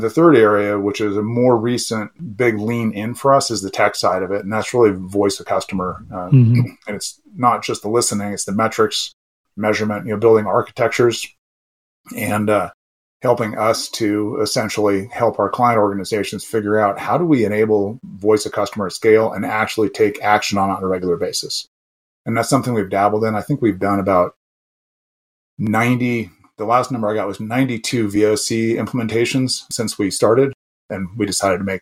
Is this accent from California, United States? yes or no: yes; Southern California, United States; moved away as an adult; also born or lived in Canada; growing up in Southern California